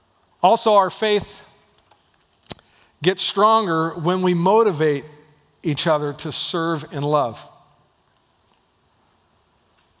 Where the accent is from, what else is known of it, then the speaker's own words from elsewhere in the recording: Dallas, Oregon, United States; moved away; Dallas, Oregon, was my hometown